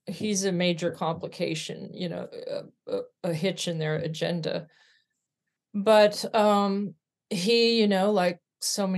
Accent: California, United States; also born or lived in Arkansas; I grew up in California. I was born in Arkansas.

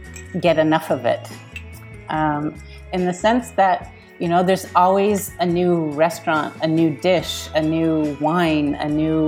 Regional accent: Canada; now in Paris, France; I'm Canadian.

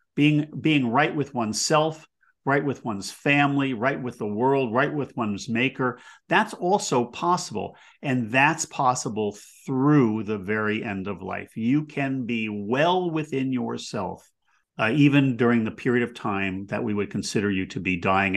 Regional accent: United States

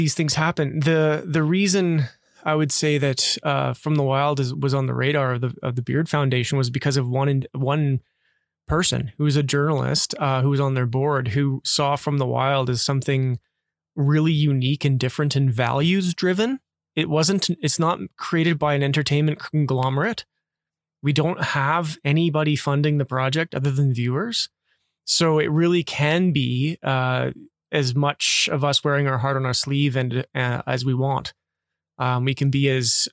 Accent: northern Alberta, Canada; being a Canadian

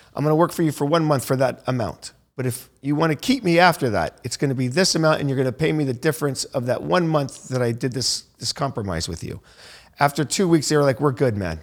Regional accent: Naples, Florida, United States; now in Miami, United States; I'm from Naples, Florida

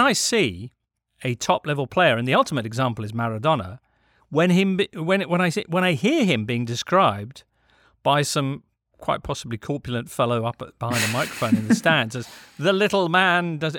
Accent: England, United Kingdom; We come at this as English people

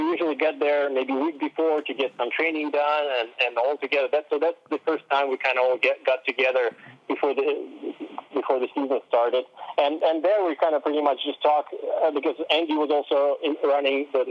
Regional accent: Russia; moved away; I was from Russia

